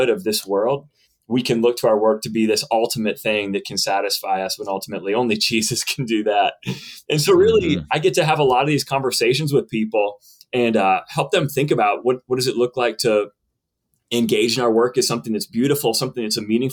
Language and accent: English; Western Pennsylvania, United States; also born or lived in Johnson City, Tennessee; I'm from Western Pennsylvania and grew up the son of a pastor